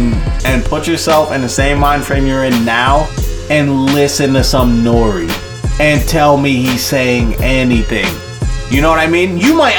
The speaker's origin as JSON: {"language": "English", "region": "New York", "country": "United States", "said": "we're all from New York"}